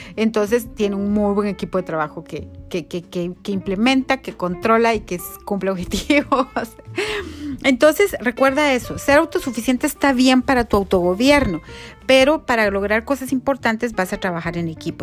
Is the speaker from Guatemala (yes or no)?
yes; Guatemala